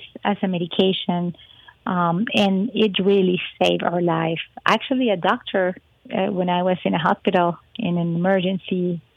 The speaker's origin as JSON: {"language": "English", "country": "Venezuela", "also_born_or_lived": "Miami, United States / Peru", "second_language": "English", "moved": "as an adult", "lives_now": "Colorado, United States", "said": "I'm originally from Venezuela, beautiful country in the Caribbean"}